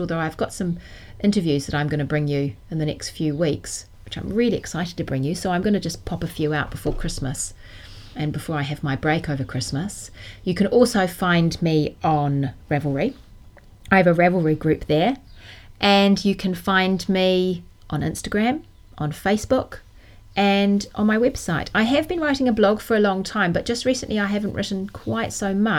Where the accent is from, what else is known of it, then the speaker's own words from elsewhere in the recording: Auckland, New Zealand; moved away as an adult; also born or lived in London, United Kingdom; I grew up in New Zealand, in Auckland